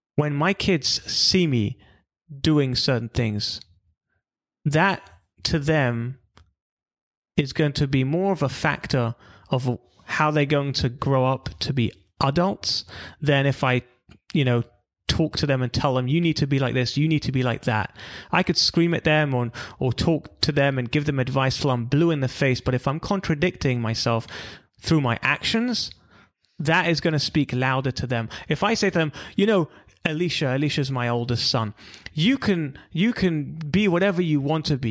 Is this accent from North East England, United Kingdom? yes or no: no; London, United Kingdom; moved away as an adult; also born or lived in Israel / California; I'm from London originally.